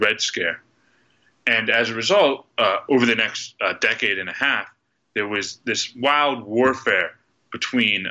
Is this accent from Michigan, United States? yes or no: no; Pittsburgh, Pennsylvania, United States; I grew up here in Pittsburgh